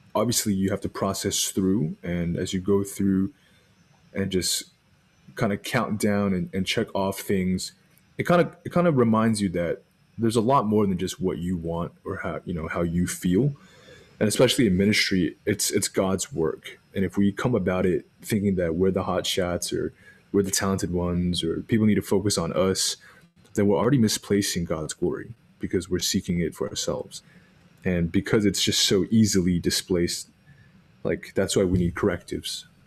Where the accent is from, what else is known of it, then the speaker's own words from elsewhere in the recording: Arlington, Texas, United States; I was born in Arlington, Texas